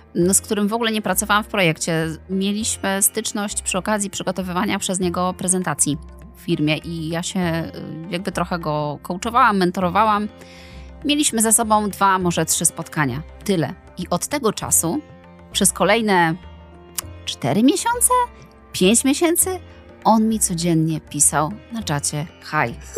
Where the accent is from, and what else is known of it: Poland